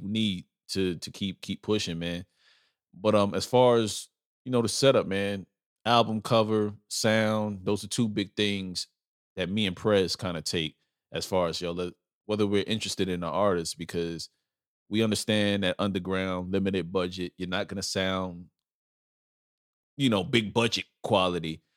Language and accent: English; New York City, New York, United States; also born or lived in Bronx, New York; I'm originally from Brooklyn and Lower East Side, Manhattan. That's where I grew up, in New York